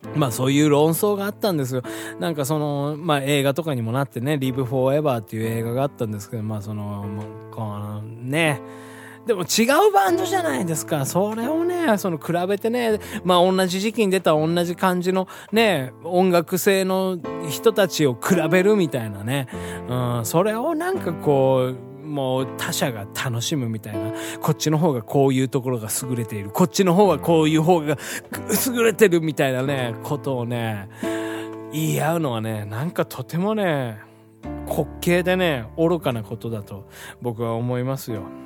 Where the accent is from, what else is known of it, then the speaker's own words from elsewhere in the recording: Hiroshima, Japan; 広島生まれ